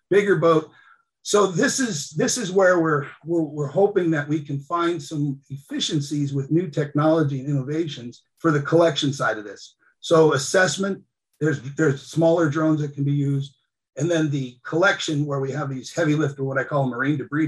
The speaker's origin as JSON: {"language": "English", "town": "Cordova", "region": "Alaska", "country": "United States", "tie": "born or raised there", "said": "I grew up in Cordova, Alaska"}